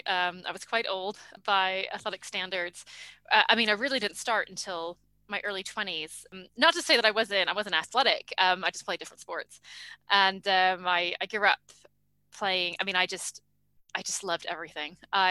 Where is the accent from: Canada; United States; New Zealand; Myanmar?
New Zealand; born there; part of the reason I was born in New Zealand was because they just happened to be on contract at a hotel out there.